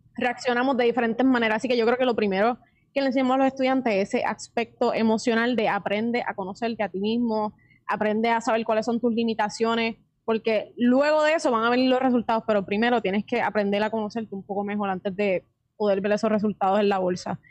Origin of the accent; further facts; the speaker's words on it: Puerto Rico; somos puertorriqueños